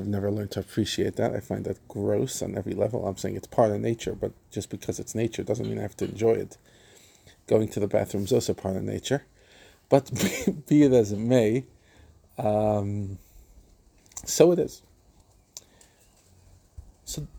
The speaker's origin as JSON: {"language": "English", "region": "New York", "country": "United States", "moved": "yes", "lives_now": "South Africa", "said": "As an American, and specifically a New Yorker"}